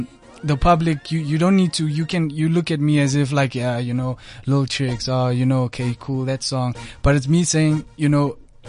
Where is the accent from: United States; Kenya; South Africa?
South Africa; Johannesburg, Gauteng; I'm from the south of Johannesburg.